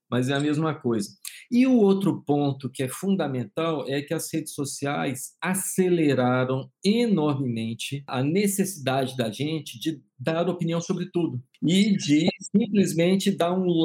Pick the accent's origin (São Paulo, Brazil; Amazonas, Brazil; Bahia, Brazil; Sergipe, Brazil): Bahia, Brazil; also born or lived in Rio de Janeiro; eu nasci no Rio, mas eu sou baiano, estou aqui falando de Salvador